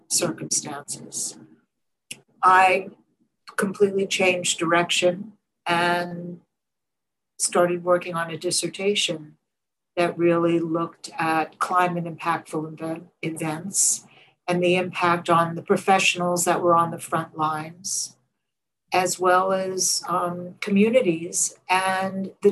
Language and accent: English; New York City, New York, United States; I grew up in Coney Island, Brooklyn, in the NYCHA housing, which is New York City Housing Authority, public housing.